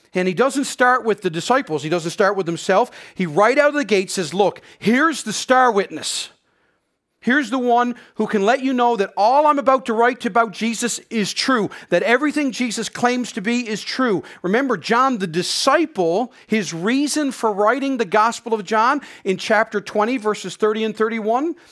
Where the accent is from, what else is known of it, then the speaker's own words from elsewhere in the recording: Newfoundland and Labrador, Canada; moved away as an adult; now in Prince Edward Island, Canada; being a Newfoundlander and growing up in Newfoundland